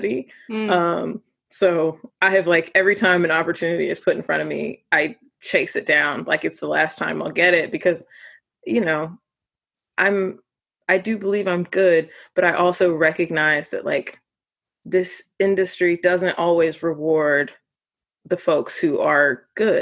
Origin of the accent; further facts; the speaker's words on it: Midwest, United States; I'm from the Midwest